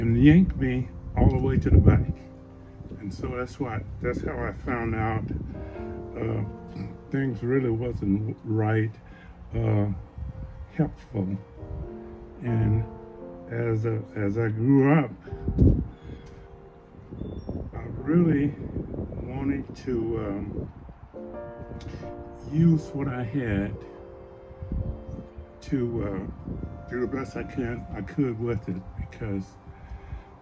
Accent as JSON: {"language": "English", "region": "Mississippi Delta", "country": "United States", "tie": "born or raised there", "also_born_or_lived": "California", "moved": "yes", "lives_now": "Anchorage, United States", "said": "I grew up in the Mississippi Delta of Mississippi"}